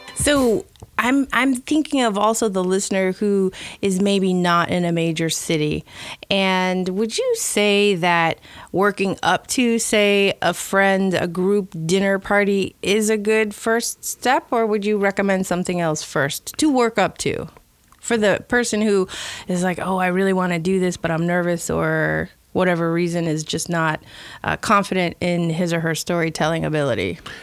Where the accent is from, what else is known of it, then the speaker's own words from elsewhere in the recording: Chicago, Illinois, United States; moved away; I'm originally from Chicago